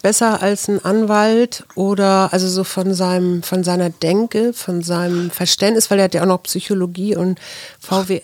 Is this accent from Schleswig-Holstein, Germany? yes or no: yes; Kiel, Schleswig-Holstein, Germany; moved away; ich bin ja mal in Kiel zur Schule gegangen